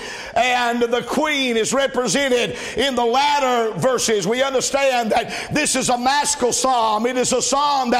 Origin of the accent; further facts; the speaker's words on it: the South, United States; I'm from the South